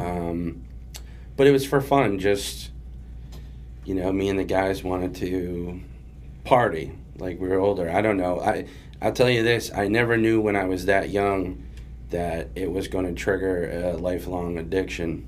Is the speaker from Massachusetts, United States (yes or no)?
yes; Springfield, Massachusetts, United States; also born or lived in Jacksonville, Florida / Agawam, Massachusetts / Chicopee, Massachusetts; I was born in Jacksonville, Florida, but we moved um, to Springfield, Mass, when I was. I think like I was like two or 3 mm-hmm. um, so I predominantly grew up in Springfield